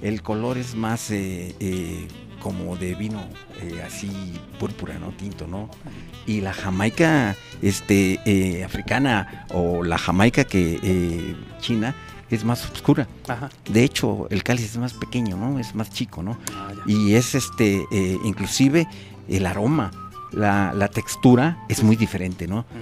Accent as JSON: {"language": "Spanish", "country": "Mexico", "said": "yo también"}